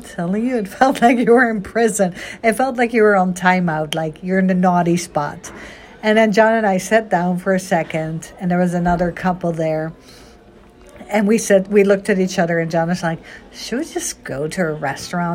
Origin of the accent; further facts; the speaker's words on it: Netherlands; now in United States; I was born and raised in Holland